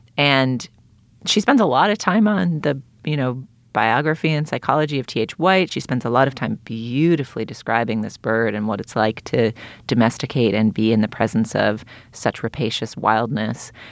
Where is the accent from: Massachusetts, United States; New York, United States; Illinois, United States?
Massachusetts, United States; Boston; I grew up in Boston